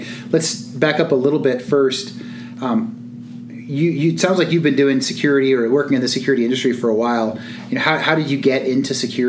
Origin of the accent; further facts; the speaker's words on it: Redwood City, California, United States; now in Colorado, United States; I'm from Redwood City.